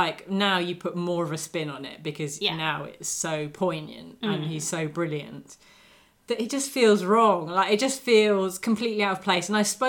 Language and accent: English; United Kingdom; we are British viewers